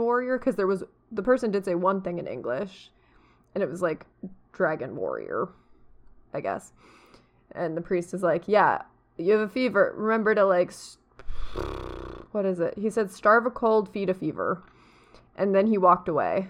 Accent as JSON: {"language": "English", "country": "United States", "said": "I am American"}